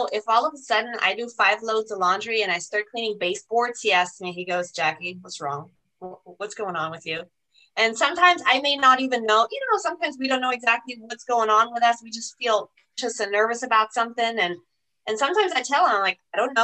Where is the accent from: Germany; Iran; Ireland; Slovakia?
Germany; English is a second language; now in United States; I'm not a US citizen. I'm German